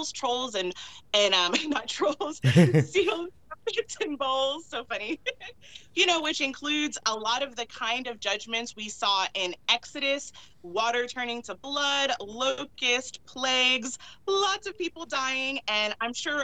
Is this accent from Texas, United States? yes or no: yes; Texas, United States; now in Midwest, United States; I am originally from Texas, now living in the Midwest